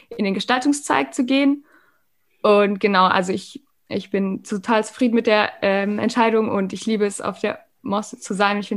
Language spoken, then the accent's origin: German; Sauerlach, Bavaria, Germany; also born or lived in Munich; Ich bin 2001 in München geboren und bin jetzt 19 Jahre alt. Und ich bin im Süden von München in Sauerlach aufgewachsen mit zwei Schwestern